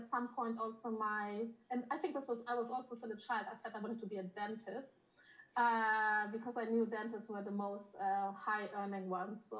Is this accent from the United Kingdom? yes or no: no; Germany; also born or lived in Poland; I was born in Poland. I grew up in Germany. Um, I had uh, my obviously my parents moved to Germany